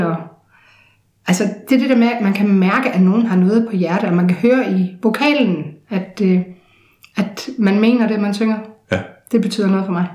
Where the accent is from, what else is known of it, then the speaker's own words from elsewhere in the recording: Odense, Southern Denmark, Denmark; i Sanderum, hvor jeg voksede op